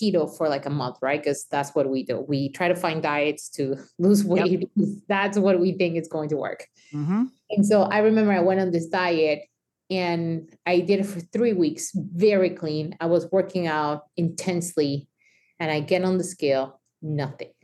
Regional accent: Mexico; me growing up in Mexico

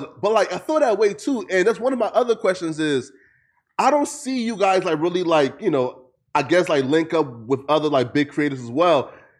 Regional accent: Lofa County, Liberia; I'm from Lofa County, so like, our dialect is called Lorma.

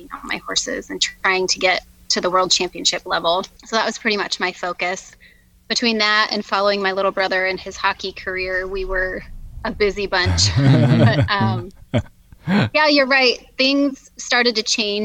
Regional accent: Colorado, United States; I grew up in Colorado with my parents, my sister, and two brothers

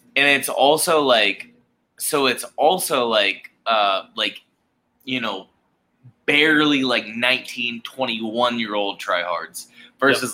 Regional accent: Charleston, South Carolina, United States; born and raised in Charleston, South Carolina, grew up playing hockey here in Charleston, South Carolina

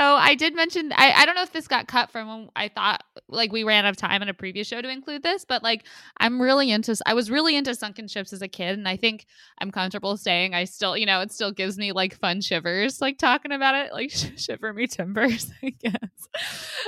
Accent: United States; as an American

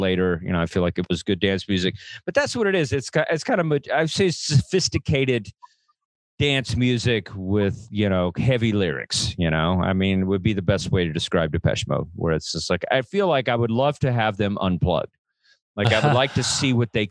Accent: Texas, United States; for a kid growing up in Texas

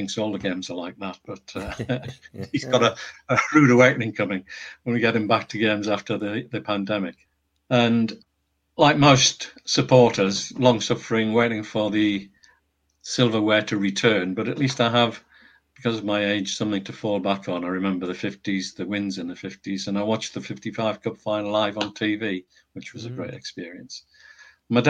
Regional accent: Northumberland, North East England, United Kingdom; moved away as an adult; also born or lived in Teesside / Cheshire; I was born in Northumberland and lived there until I went to university.

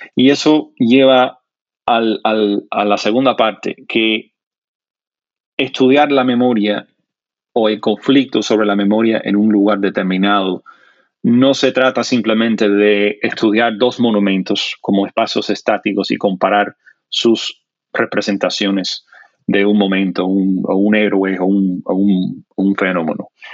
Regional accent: South Florida, United States; first language English; Spanish is a second language; also born or lived in New Jersey; now in Miami, United States; me crié fundamentalmente en el sur de la Florida, aunque no en Miami en particular

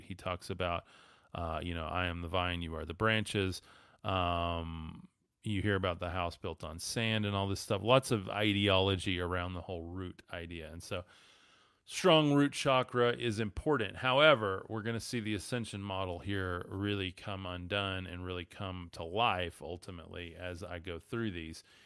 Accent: West Texas, United States; I'm from West Texas

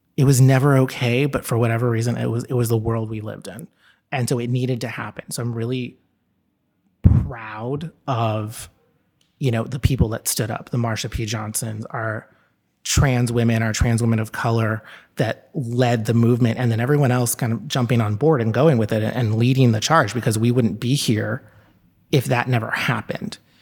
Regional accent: Texas, United States; moved away as an adult; now in New York City, United States; I grew up in Texas, and I moved here when I was eighteen

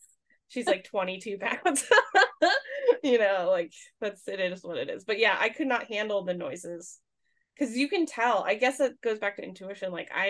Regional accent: the Poconos, Pennsylvania, United States; There's a place where I'm from the Poconos, that supposedly has haunted monkeys.

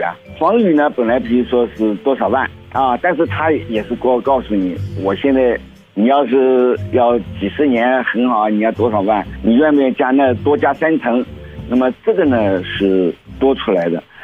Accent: China; moved away; 我是中国人

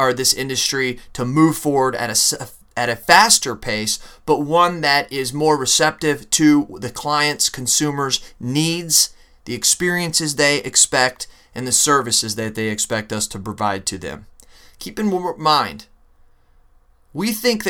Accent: Phoenix, Arizona, United States; moved away; I was born in Phoenix, Arizona

